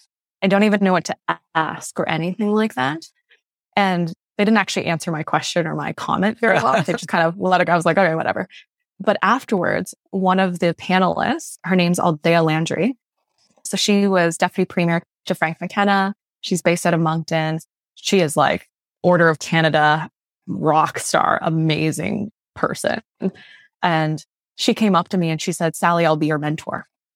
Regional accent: Malaysia; born there; I'm a first generation immigrant. I was born in Malaysia, youngest of five kids.

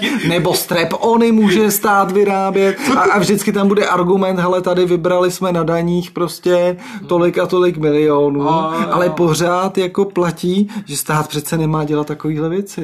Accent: České Budějovice, South Bohemian Region, Czechia; also born or lived in Písek; jsem budějčák a na Budvar jsem koukal, eh, asi deset let svého života

